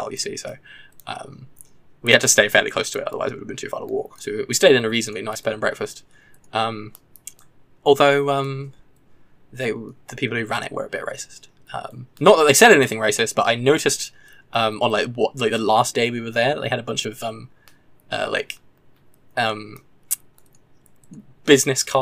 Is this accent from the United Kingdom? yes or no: yes; Farnborough, South East England, United Kingdom; now in Bath, United Kingdom; Farnborough where I am from is a bit of a satellite yeah, town for London